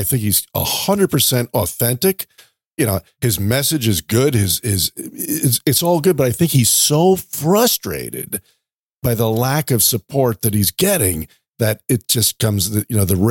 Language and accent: English; New York, United States; moved away; I grew up in New York and I know it very well.